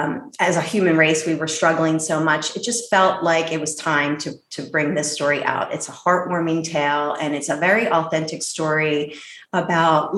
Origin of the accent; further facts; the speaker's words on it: Philadelphia, Pennsylvania, United States; I grew up in Philadelphia, PA, and I had Italian immigrant parents